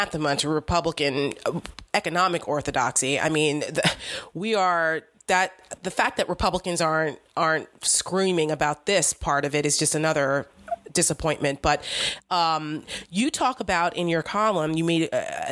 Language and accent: English; New Jersey, United States; I grew up in Jersey.